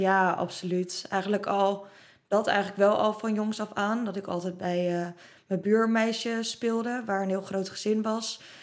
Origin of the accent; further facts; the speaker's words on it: Roelofarendsveen, South Holland, Netherlands; toen we in Rollevarensveen woonden